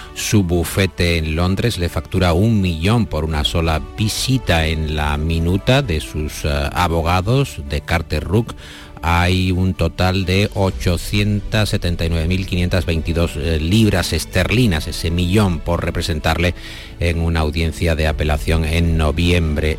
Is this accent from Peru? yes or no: no; Andalusia, Spain; los andaluces que somos con los gallegos los más arraigados a nuestra tierra